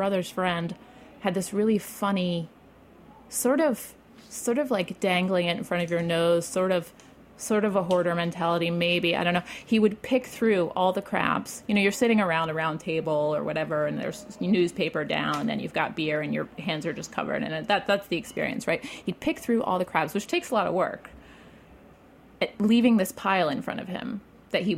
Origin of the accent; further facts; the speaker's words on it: Baltimore, Maryland, United States; I grew up in Roland Park, which is like technically within the city